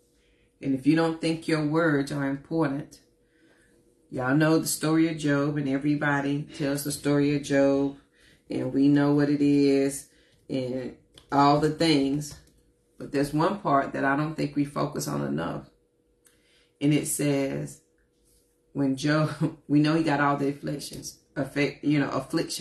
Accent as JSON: {"language": "English", "town": "Forest City", "region": "North Carolina", "country": "United States", "said": "not only from North Carolina, honey, I'm from Forest City. Worked at good old McDonald's from 14 to 22"}